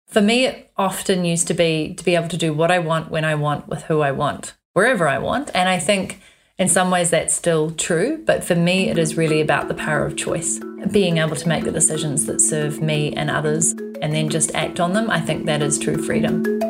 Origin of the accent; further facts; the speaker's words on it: New Zealand; moved away as an adult; also born or lived in London, England; growing up in New Zealand, you do actually have a certain amount of freedom that is just inbuilt